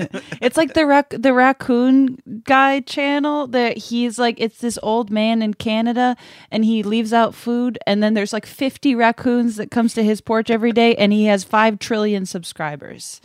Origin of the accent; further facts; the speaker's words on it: Brockton, Massachusetts, United States; my hometown